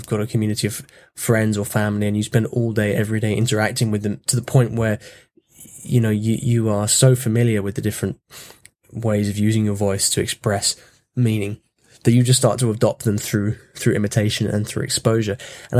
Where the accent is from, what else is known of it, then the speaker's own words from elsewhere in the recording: United Kingdom; first language English; So even in my mother tongue English, there's something going on that means that people don't think I'm actually from the UK.